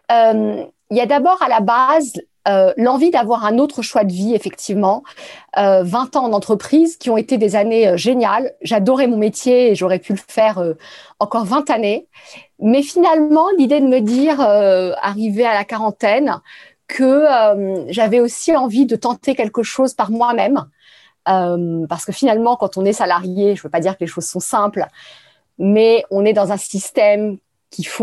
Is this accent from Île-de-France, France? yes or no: yes; Paris, Île-de-France, France; Je suis euh, parisienne.